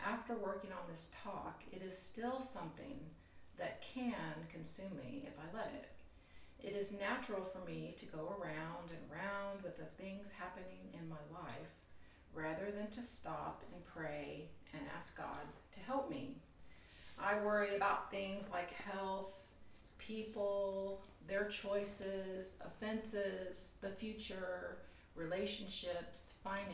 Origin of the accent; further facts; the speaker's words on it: the South, United States; now in Huntington Beach, United States; I was raised in the South